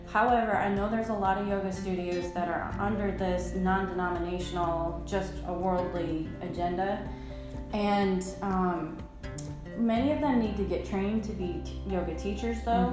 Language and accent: English; New York, United States; moved away as an adult; also born or lived in South Dakota / Florida; now in Tennessee, United States; I am a New Yorker and in the Deep South